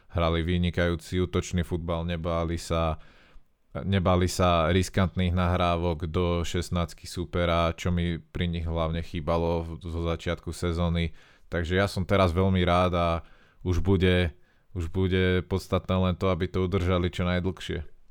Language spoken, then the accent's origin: Slovak; Slovakia; sme Slováci